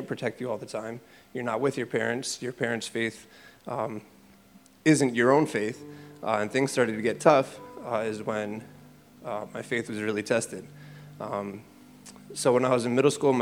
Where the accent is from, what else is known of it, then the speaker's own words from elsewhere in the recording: Springfield, Massachusetts, United States; also born or lived in Chicopee; I grew up here in Springfield and Chicopee